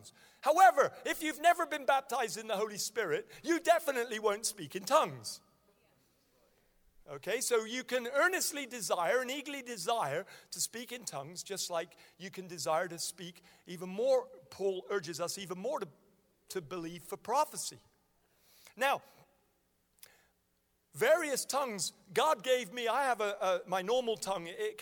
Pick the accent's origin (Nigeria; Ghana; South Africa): Nigeria; moved away; I was born in Nigeria and I speak fluent Hausa.